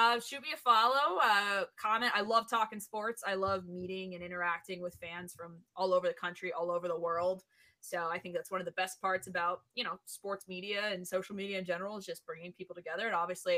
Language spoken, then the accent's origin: English; San Diego, California, United States; also born or lived in Chicago; I'm from San Diego